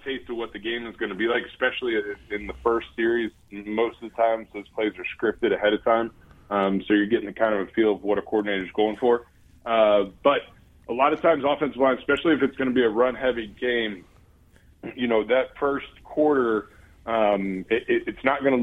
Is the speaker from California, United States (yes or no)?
no; Ohio, United States; moved away; growing up in Ohio